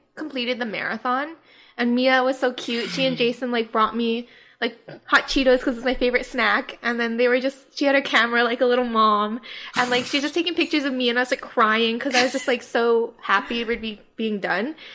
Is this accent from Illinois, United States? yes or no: no; Hawaii, United States; now in Los Angeles, United States; we're from Hawaii